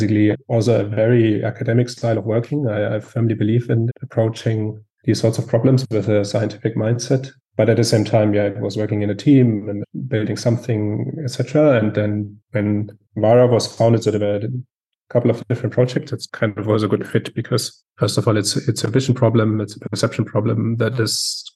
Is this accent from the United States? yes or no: no; Southern Germany, Germany; I'm also from Germany, southern Germany.